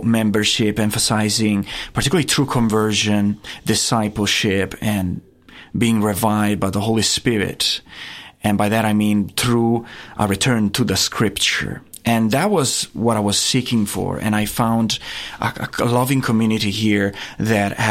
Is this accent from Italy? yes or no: yes; Castiglione del Lago, Umbria, Italy; moved away as an adult; now in Theta, Tennessee, United States; I grew up there, right in the heart of Italy, just 2 hours north of Rome.